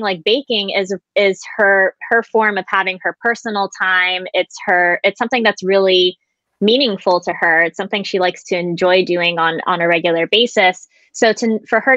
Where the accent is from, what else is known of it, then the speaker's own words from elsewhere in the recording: Florida, United States; moved away as an adult; now in Japan; I was raised primarily in Florida, but I visited Japan every single summer. And I essentially went back and forth during my grade school years